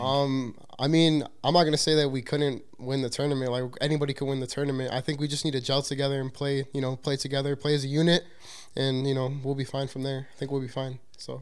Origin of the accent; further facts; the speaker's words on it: Chicago, Illinois, United States; I'm from Chicago, Illinois